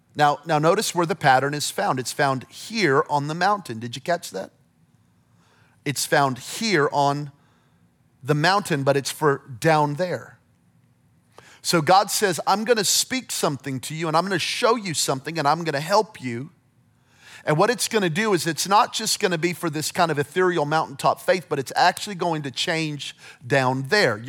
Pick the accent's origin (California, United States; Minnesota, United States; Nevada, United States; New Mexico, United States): New Mexico, United States; Belen; moved away; I'm from Belen, New Mexico, population seventeen hundred people